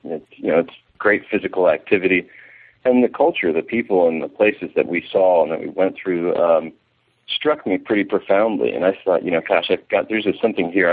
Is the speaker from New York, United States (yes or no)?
no; Severna Park, Maryland, United States; moved away as an adult; I'm from Maryland, from Severna Park, Maryland